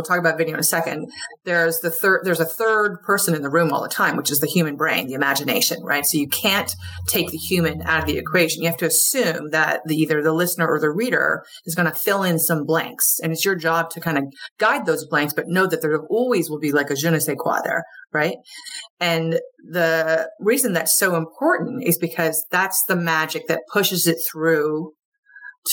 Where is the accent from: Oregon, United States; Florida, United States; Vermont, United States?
Vermont, United States; moved away; also born or lived in Wilmington; I'm from Vermont originally. I'm more or less a Yankee up here